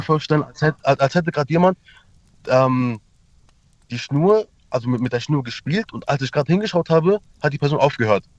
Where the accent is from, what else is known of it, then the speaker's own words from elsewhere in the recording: Turkey; now in Mannheim, Germany; ich komme ja aus der Türkei